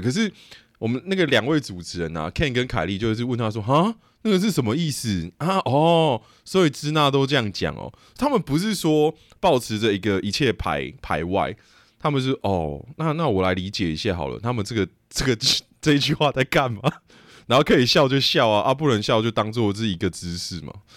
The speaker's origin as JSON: {"language": "Chinese", "town": "Yangmei", "region": "Taoyuan", "country": "Taiwan", "tie": "born or raised there", "also_born_or_lived": "Taipei", "said": "我在台北出生的，但是我在桃园长大，我会说 ，我是杨梅人嘛，我不会说我是桃园人，我也不会说我是中立人嘛"}